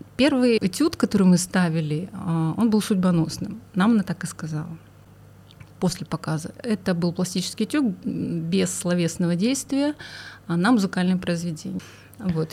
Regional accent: Khabarovsk, Khabarovsk Krai, Russia; я родом из Хабаровска

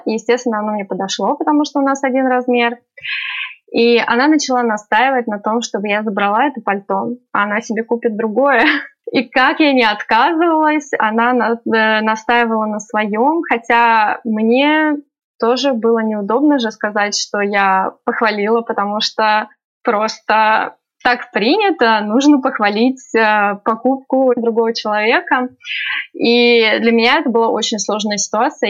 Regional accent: Russia; now in Tehran, Iran; я из России

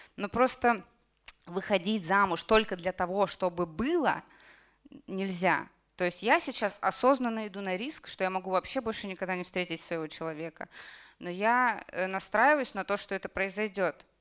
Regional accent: Kamchatka Krai, Russia; moved away; Я с Камчатки вообще. И я когда закончила институт, я закончила медицинский институт, я вернулась к себе на Камчатку

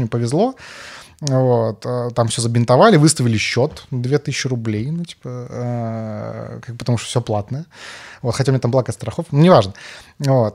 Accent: Karaganda, Karaganda Region, Kazakhstan; moved away; я там вырос в Караганде

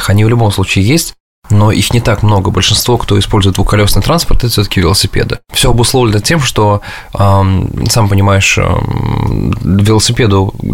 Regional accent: Samara, Samara Oblast, Russia; now in New York, United States; А, да и бог с ним, что я из Самары, да?

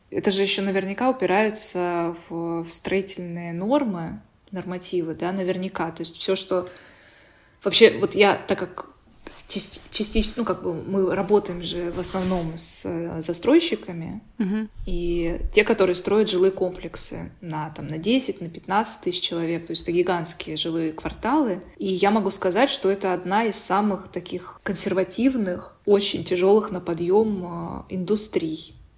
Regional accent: Sochi, Krasnodar Krai, Russia; я сама из Сочи, ну, я там родилась и выросла

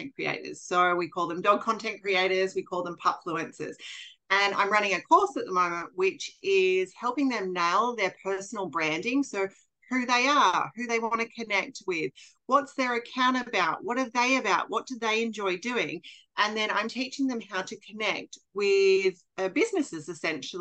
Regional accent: Australia; also born or lived in Bali; I am an Australian who currently lives in Queensland

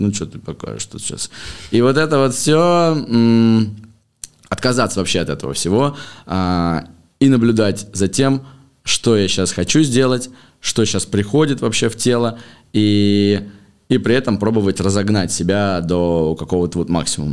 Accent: Moscow, Russia; в 2005 году, мне было лет 10, мы переехали в Москву из Подмосковья. А, вот я учился в школе, закончил школу

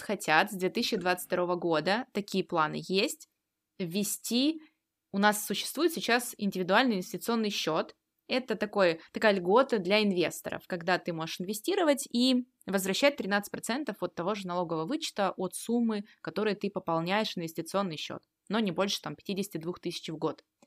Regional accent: Russia; мы с вами родились в России и живем здесь

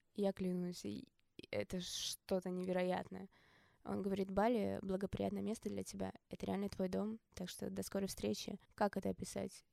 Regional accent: Omsk, Omsk Oblast, Russia; moved away; also born or lived in Moscow / Bali; я из Омска

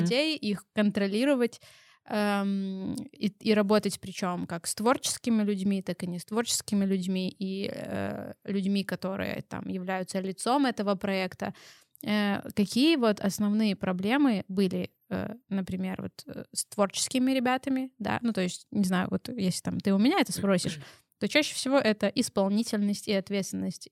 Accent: Belarus; мы белорусы

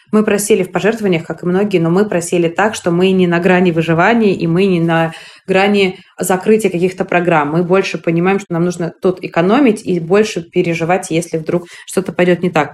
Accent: Moscow, Russia; я родилась в Москве, прожив там всю свою жизнь

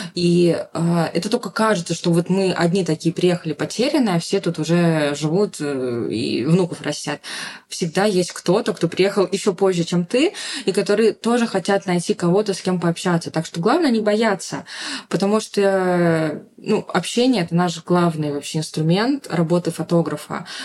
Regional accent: Saint Petersburg, Russia; moved away as an adult; also born or lived in Yekaterinburg; now in Bali, Indonesia; не в самом Петербурге, откуда я родом

